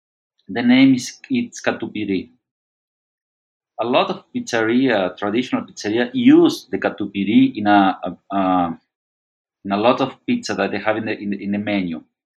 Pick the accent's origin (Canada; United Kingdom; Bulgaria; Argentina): Argentina; now in Brazil; I'm not Brazilian. I'm from Argentina.